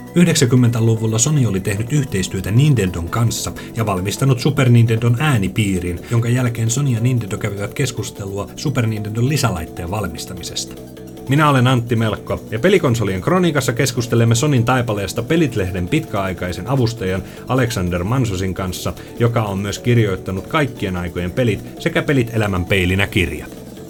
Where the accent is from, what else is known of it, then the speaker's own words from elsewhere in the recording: Lappeenranta, South Karelia, Finland; Mun lapsuudessani Lappeenrannassa